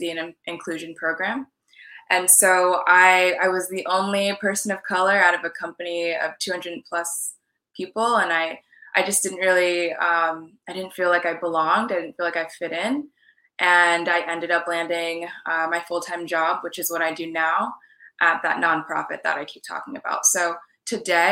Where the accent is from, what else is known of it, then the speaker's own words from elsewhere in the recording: California, United States; also born or lived in New York / Washington, D.C. / Maine / Jamaican and Trinidadian ancestry; now in Miami, United States; So I was actually born in New York and I grew up in California